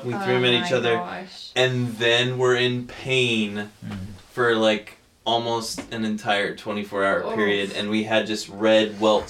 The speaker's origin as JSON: {"language": "English", "region": "California", "country": "United States", "tie": "born or raised there", "said": "growing up in California"}